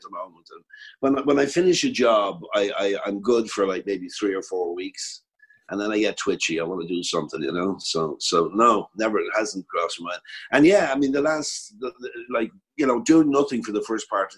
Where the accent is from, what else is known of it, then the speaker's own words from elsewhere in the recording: Ireland; accent: Irish; I didn't have an Irish accent